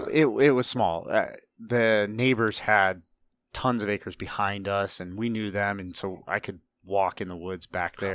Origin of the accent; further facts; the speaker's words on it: Northeast Ohio, United States; grew up in Ohio, uh, Northeast Ohio, way out in the middle of nowhere